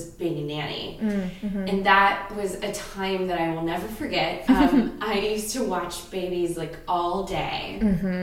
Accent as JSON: {"language": "English", "region": "Ohio", "country": "United States", "moved": "yes", "lives_now": "Los Angeles, United States", "said": "I'm from Ohio. I'm an actor, writer, producer who lives in LA currently"}